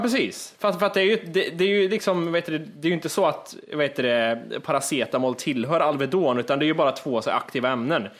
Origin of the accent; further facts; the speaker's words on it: Kristinehamn, Värmland, Sweden; moved away; från det jag föddes till det jag flyttade från Kristinehamn.